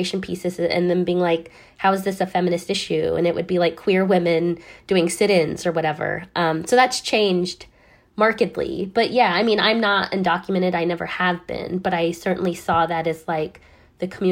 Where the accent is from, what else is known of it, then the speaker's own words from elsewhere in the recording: Downey, California, United States; my community in particular, where I grew up in Downey, California